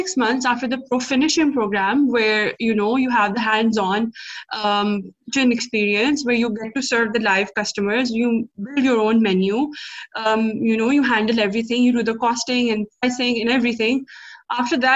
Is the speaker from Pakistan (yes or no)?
yes; Lahore, Punjab, Pakistan; also born or lived in Dubai, United Arab Emirates; now in United Kingdom; my home country, which is Pakistan, and my city, Lahore